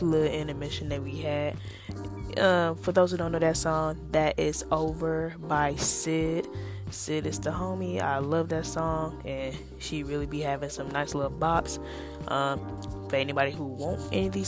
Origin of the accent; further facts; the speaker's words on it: St. Louis, Missouri, United States; moved away as an adult; now in Iowa, United States; I am from St. Louis, Missouri.